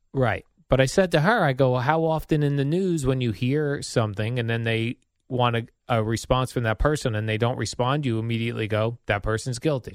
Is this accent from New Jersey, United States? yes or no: yes; Jersey City, New Jersey, United States; The hospital I was born in in Jersey City